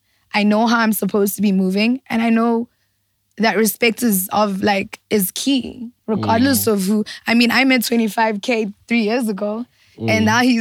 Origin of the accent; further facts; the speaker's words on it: Johannesburg, Gauteng, South Africa; we lived in Soweto, DK. We lived in Lanesia. Like I'm a Joburg girl.